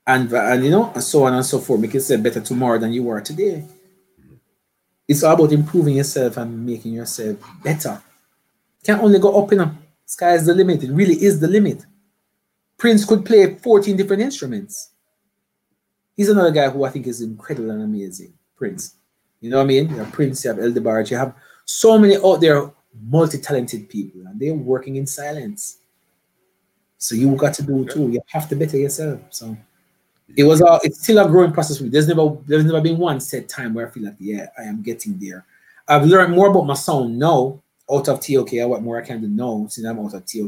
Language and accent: English; Jamaica; I'm a artist. I come from Jamaica and I do everything.